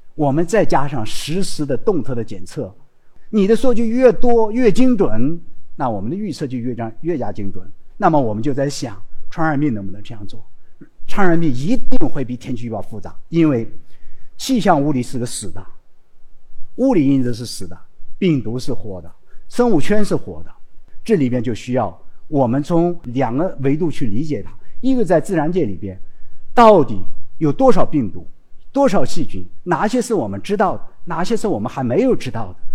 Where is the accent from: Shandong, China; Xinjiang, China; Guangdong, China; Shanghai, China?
Xinjiang, China; moved away as an adult; 我是从新疆兵团出来的，我到现在做科研的过程中间，我在兵团长大，在兵多工作六年，我当过会计，当过出纳，做过统计，管过工业，管过农业